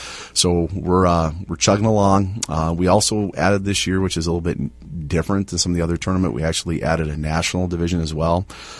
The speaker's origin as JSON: {"language": "English", "region": "Iowa", "country": "United States", "moved": "yes", "lives_now": "Bemidji, United States", "said": "I'm from Iowa, right? So we have, you know, cornfields and soybeans and a couple trees here and there."}